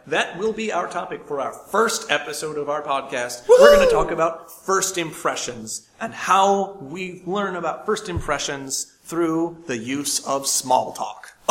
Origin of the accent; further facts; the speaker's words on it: New York, United States; I come from New York State, not New York City